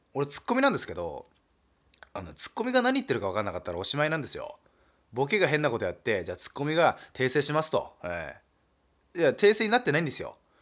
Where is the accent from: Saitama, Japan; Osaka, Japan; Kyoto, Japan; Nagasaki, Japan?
Nagasaki, Japan; accent: Nagasaki dialect; moved away; 僕はもう長崎出身